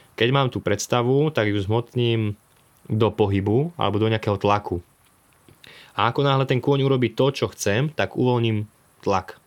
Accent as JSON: {"language": "Slovak", "town": "Dolný Kalník", "region": "Žilina Region", "country": "Slovakia", "tie": "born or raised there", "said": "Mali sme aj také pekné detstvo tu na farme"}